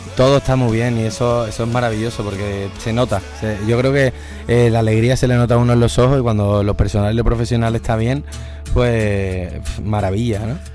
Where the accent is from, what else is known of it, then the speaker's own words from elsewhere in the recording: Seville, Andalusia, Spain; un color muy vinculado a, mis raíces, a cómo yo soy y al sitio de donde vengo